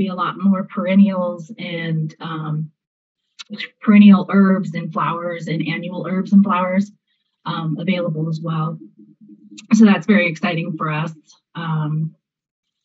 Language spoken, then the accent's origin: English; Southern California, United States; I'm from California, actually Southern California.